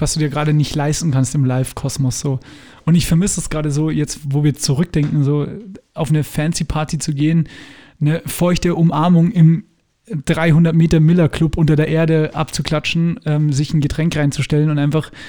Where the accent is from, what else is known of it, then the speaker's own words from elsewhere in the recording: Germany; ich komme ja aus der Gegend, wo Tschechien sehr nahe ist.